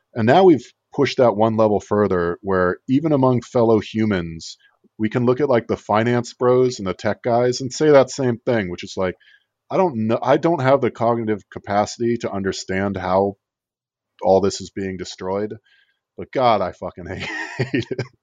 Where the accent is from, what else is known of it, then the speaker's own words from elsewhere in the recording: Fort Lauderdale, Florida, United States; I'm from Miami, uh, 'cause Fort Lauderdale used to be part of Miami-Dade